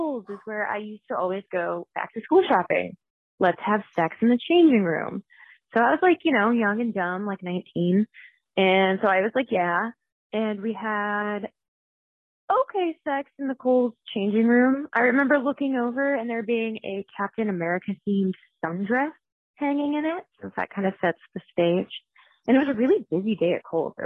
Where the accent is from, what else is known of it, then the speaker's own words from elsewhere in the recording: Northern California, United States; I'm from Northern California